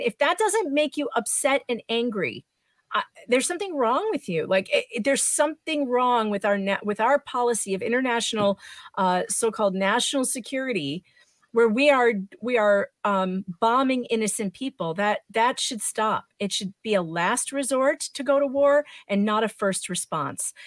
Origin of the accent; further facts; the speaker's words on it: Illinois, United States; I'm from Illinois